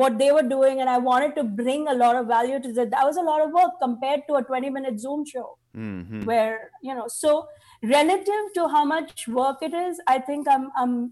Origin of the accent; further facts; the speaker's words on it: India; now in United States; I'm Indian.